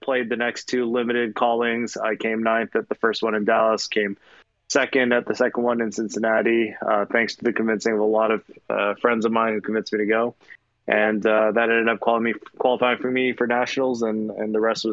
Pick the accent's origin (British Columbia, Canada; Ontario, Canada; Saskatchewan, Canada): Ontario, Canada; Milton; now in United States; I was born and raised in Canada in a small town called Milton, Ontario.